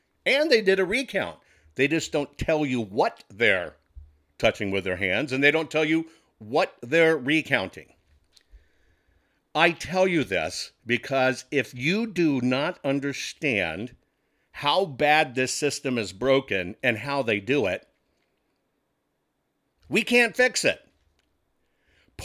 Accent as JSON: {"language": "English", "region": "Texas", "country": "United States", "said": "as a Texan"}